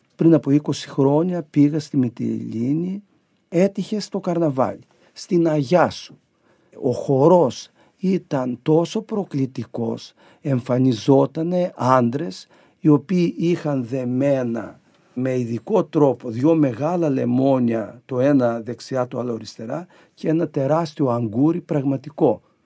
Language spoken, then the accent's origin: Greek; Crete, Greece; moved away; στο χωριό μου